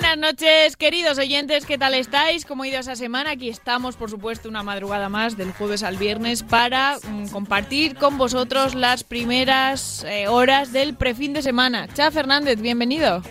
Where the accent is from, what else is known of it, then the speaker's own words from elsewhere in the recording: Almería, Andalusia, Spain; now in Madrid, Spain; bajamos a Almería